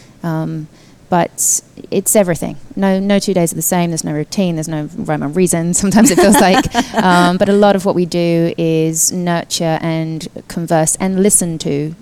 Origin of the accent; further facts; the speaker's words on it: United Kingdom; moved away as an adult; also born or lived in London; now in United States; I'm British